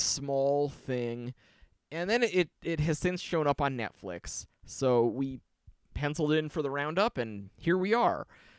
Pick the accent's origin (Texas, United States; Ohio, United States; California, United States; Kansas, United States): Ohio, United States; Northeast; We're from Northeast Ohio